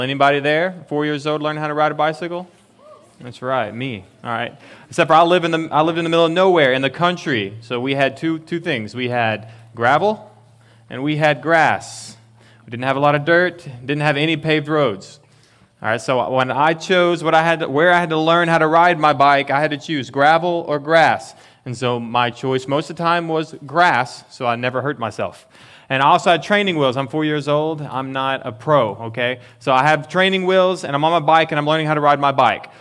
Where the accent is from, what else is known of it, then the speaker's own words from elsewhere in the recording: Texas, United States; I'm from Texas